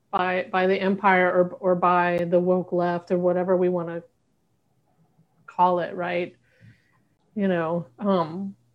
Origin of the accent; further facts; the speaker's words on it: Southern United States, United States; I'm queer and I'm from the South.